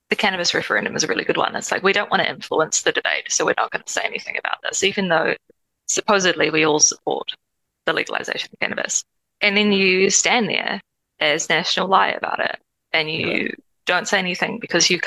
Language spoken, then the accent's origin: English; Christchurch, Canterbury, New Zealand; I'm from Otatahi.